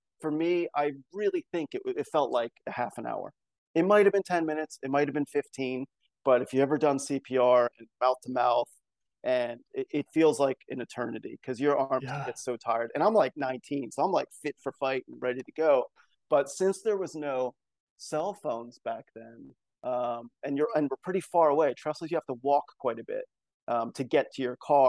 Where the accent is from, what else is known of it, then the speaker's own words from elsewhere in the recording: New Jersey, United States; moved away as an adult; also born or lived in Baltimore, Maryland; now in Sweden; I was born in the East Coast in New Jersey